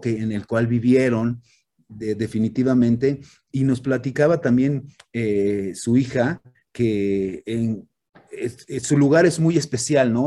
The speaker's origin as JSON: {"language": "Spanish", "country": "Mexico", "said": "soy, soy, soy mexicano, soy parte de esta cultura"}